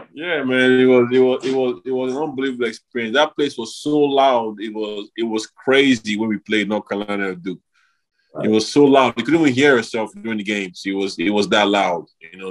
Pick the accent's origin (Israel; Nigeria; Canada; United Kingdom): Nigeria; moved away; I came back to Nigeria at that time, did a camp in my home in my hometown